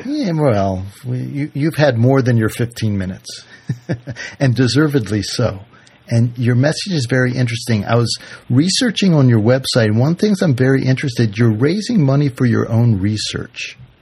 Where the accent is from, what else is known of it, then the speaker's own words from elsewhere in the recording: Washington, District of Columbia, United States; now in Utica, United States; I grew up in Washington D.C.